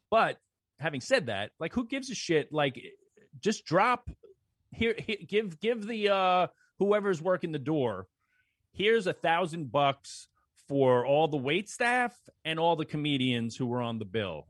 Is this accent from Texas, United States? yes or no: no; New York City, New York, United States; where I grew up in Belrose